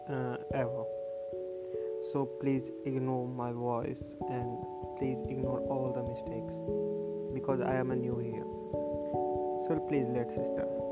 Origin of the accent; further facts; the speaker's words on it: India; here from India.